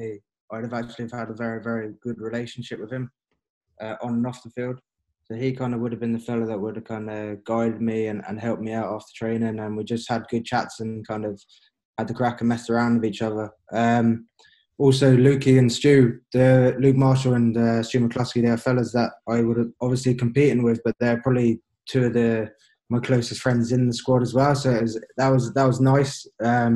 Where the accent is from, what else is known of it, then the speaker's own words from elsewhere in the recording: England, United Kingdom; moved away as an adult; also born or lived in Northern Ireland; obviously I was English, I grew up in England